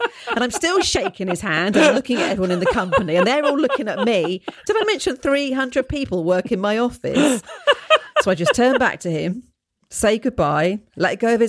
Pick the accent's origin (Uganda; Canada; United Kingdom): United Kingdom; London; now in Australia; Despite my drifterish tendencies and training from growing up in London, eyes down, hands in pockets, I enjoy this sense of community and can cope in most circumstances.